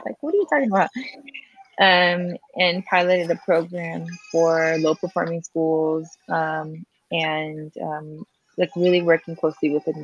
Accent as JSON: {"language": "English", "town": "Hawaiian Gardens", "region": "California", "country": "United States", "tie": "born or raised there", "also_born_or_lived": "San Francisco", "moved": "as an adult", "lives_now": "Mexico", "said": "I grew up in Hawaiian Gardens, which is a barrio adjacent to Long Beach"}